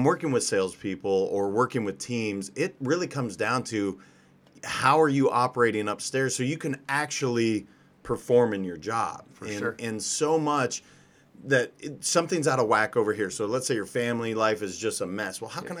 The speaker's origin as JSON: {"language": "English", "region": "Montana", "country": "United States", "tie": "born or raised there", "moved": "as an adult", "lives_now": "California, United States", "said": "So I'm originally from Montana. Grew up there until college, and then I moved to California shortly thereafter."}